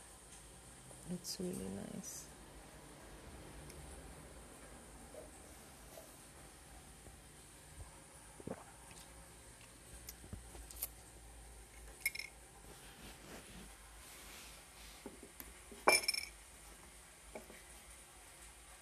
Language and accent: English; Brazil; English is a second language; From Brazil. Sorry about my accent.